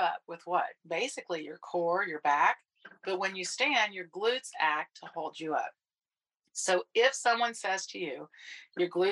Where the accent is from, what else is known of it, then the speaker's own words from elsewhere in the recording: Texas, United States; accent: Texan; my Texan accent